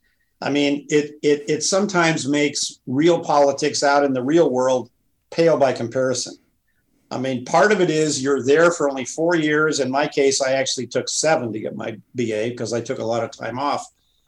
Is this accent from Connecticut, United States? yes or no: no; Montana, United States; I ran my brother's campaign for the state legislature in Montana in my home state.